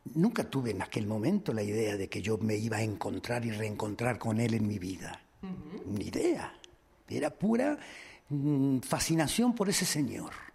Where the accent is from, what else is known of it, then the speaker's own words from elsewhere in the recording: Argentina; moved away; en Argentina, en mi país. Yo hacía 10 años que no iba.